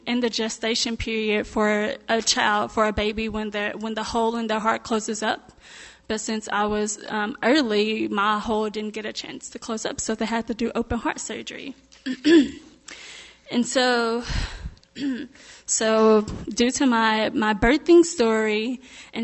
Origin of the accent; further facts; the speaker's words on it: Mexia, Texas, United States; moved away as an adult; also born or lived in Winfield, Kansas; I was raised in Texas, Mejia, Texas